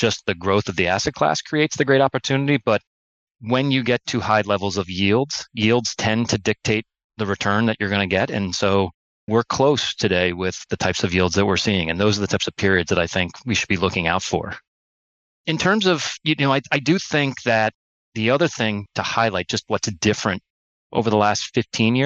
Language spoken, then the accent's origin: English; New Canaan, Connecticut, United States; I grew up in New Canaan, Connecticut, which is a suburb about 50 minutes outside of New York City.